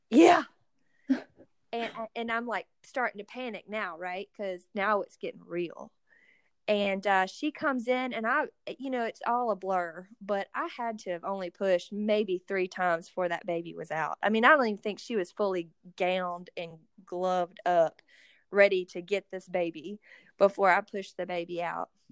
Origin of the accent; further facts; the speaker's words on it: Athens, Georgia, United States; We are both from the Athens, Georgia area